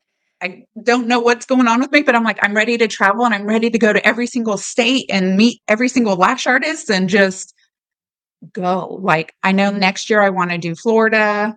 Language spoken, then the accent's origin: English; Germany; born there; And a lot of people don't know this, but I was born in Germany.